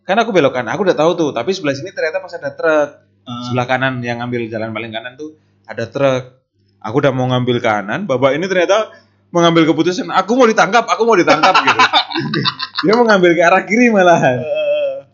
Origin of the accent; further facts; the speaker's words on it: Yogyakarta, Special Region of Yogyakarta, Indonesia; also born or lived in NTT; saya lahir di NTT coba besarnya di Jogja pak